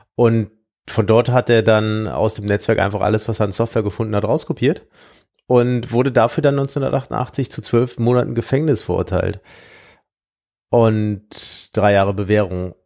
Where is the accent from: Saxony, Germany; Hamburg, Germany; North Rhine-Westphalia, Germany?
North Rhine-Westphalia, Germany; Siegburg; aus meiner Heimatstadt